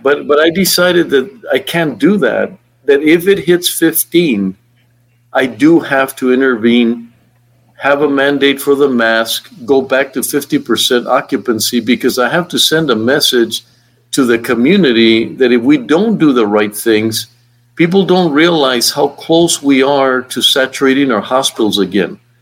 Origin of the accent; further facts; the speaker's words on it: El Paso, Texas, United States; I'm from El Paso